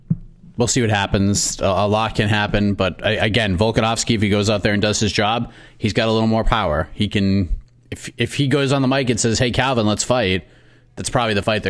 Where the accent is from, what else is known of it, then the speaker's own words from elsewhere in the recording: Boston, Massachusetts, United States; accent: Boston; I'm from Boston, so the accent kind of pops out when I get all upset.